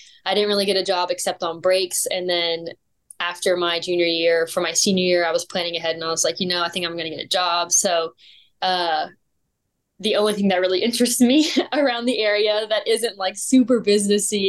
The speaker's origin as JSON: {"language": "English", "town": "York", "region": "Pennsylvania", "country": "United States", "tie": "born or raised there", "also_born_or_lived": "Tennessee", "moved": "as an adult", "lives_now": "Texas, United States", "said": "I'm originally from York, Pennsylvania, and I moved to Tennessee in 2019 for school at Lee"}